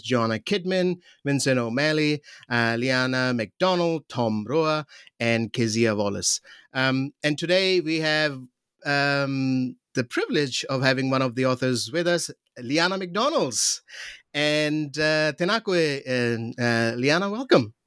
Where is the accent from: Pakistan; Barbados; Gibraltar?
Pakistan; moved away; I'm from Pakistan